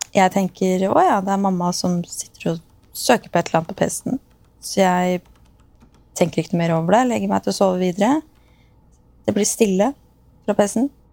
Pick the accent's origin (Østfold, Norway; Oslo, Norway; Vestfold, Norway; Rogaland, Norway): Østfold, Norway; Askim; Jeg er oppvokst i Askim